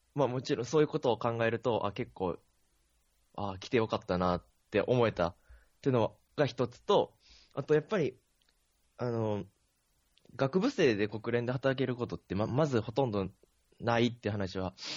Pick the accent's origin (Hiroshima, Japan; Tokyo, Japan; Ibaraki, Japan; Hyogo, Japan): Hyogo, Japan; Akashi; moved away